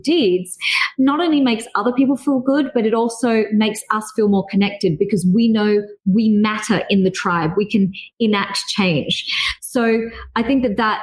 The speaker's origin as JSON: {"language": "English", "country": "Australia", "also_born_or_lived": "Dubai / Singapore", "said": "I am Australian yet also Asian"}